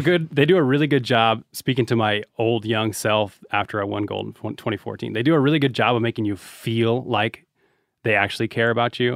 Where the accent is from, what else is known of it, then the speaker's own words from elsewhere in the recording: Reno, Nevada, United States; we're from Reno